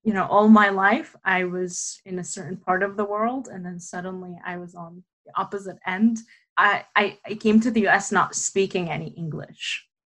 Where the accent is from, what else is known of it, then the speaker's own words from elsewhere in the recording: Damascus, Damascus Governorate, Syria; moved away; I was born in Damascus, Syria, to my parents who are also Palestinian